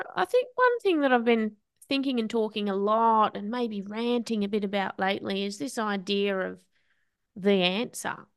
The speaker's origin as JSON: {"language": "English", "country": "Australia"}